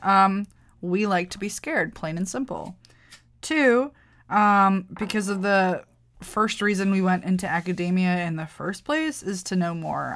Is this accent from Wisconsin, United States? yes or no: yes; Wisconsin, United States; I'm from Wisconsin